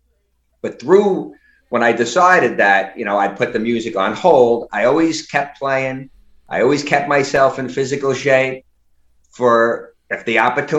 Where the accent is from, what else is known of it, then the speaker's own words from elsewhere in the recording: New York City, New York, United States; I was growing up in Brooklyn